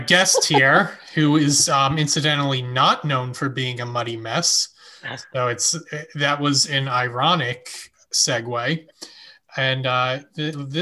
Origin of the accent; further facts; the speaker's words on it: Yardley, Pennsylvania, United States; now in Brooklyn, United States; I was growing up in Yardley